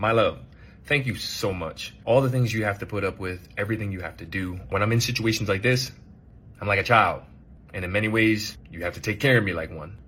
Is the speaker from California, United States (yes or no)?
yes; California, United States; I'm from California